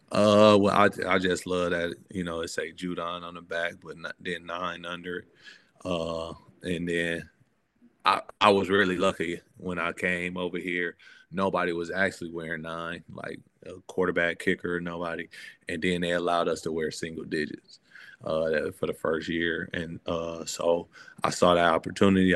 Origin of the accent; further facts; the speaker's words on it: Michigan, United States; growing up in Michigan